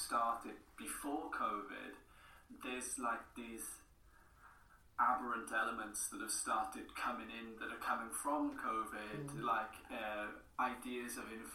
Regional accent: Porthcawl, Wales, United Kingdom; first language English; I'm from Porthcawl, so we're a small town.

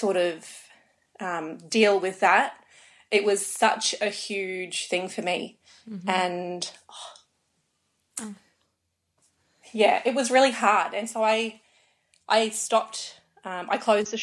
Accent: Australia; I was born in Australia.

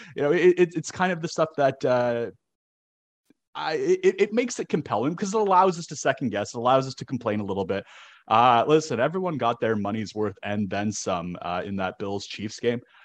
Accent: Toronto, Ontario, Canada; moved away; I grew up in Toronto.

